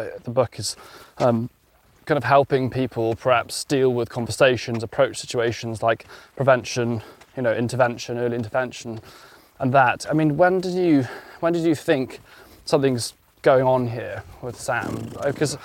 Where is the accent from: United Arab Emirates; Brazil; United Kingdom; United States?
United Kingdom; Welsh countryside, Wales; I grew up in the Welsh countryside